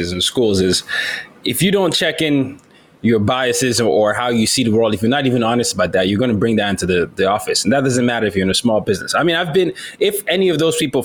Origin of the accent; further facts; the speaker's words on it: Nigeria; now in United States; I was from Nigeria.